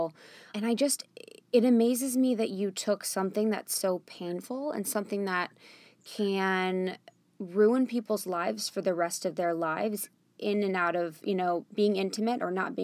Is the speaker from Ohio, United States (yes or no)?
yes; Ohio, United States; growing up in the Midwest in Ohio